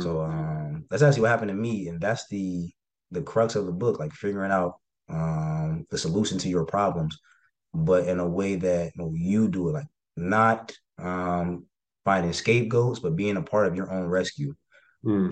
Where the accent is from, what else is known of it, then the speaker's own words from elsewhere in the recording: Cincinnati, Ohio, United States; just wanted to get out of Ohio. I'm from Cincinnati